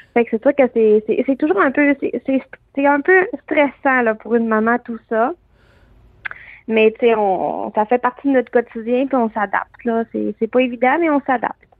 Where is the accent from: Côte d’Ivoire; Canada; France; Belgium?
Canada; qu'on est Canadien avant tout aussi